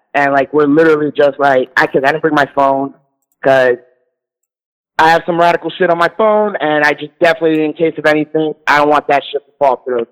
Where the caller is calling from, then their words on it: New York City, New York, United States; I'm calling in from New York City